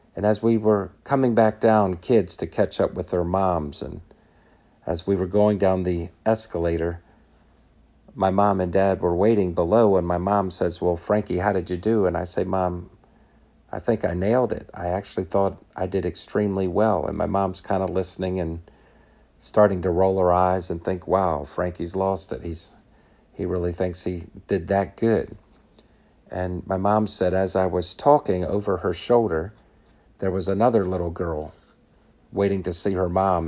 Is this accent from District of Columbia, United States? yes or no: yes; Washington, District of Columbia, United States; I was born on Capitol Hill